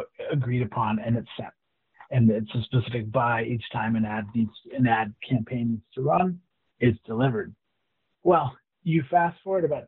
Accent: New York City, New York, United States; also born or lived in Corvallis, Oregon; I'm a New Yorker

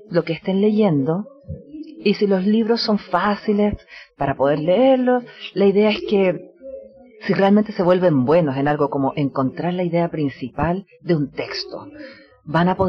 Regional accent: United States; Y especialmente tenemos esto en Estados Unidos también, de donde vengo yo

